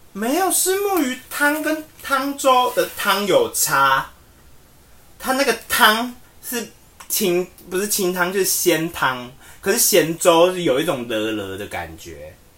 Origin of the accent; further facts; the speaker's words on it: Tainan, Taiwan; 我们台南人